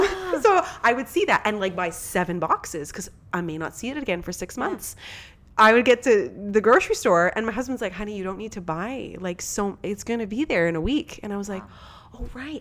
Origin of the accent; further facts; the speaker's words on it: Canada; also born or lived in Ontario; being a Canadian